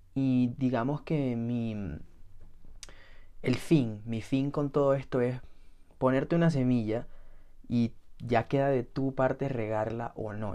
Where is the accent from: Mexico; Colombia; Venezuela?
Venezuela; ambos somos de Venezuela y ambos somos de la misma ciudad